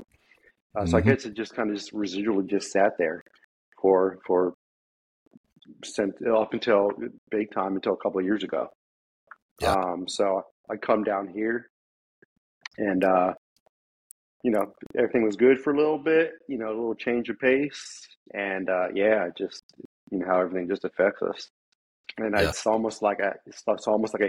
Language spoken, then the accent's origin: English; Maryland, United States; moved away as an adult; now in Texas, United States; Born and raised in Maryland